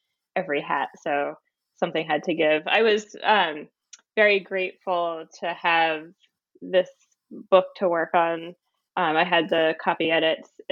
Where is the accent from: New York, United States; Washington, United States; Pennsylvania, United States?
Pennsylvania, United States; Philadelphia; moved away as an adult; also born or lived in Wellesley, Massachusetts; now in Somerville, United States; I was born in Pennsylvania in the Philadelphia area, and I went to a public high school.